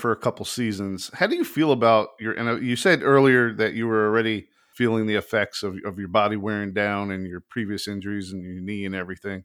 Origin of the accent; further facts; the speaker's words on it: South Florida, United States; We grew up in South Florida